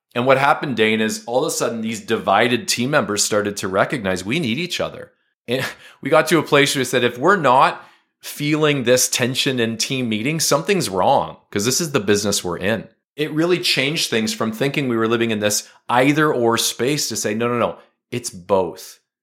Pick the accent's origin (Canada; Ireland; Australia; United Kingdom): Canada; as a Canadian, we're bilingual. We're a bilingual country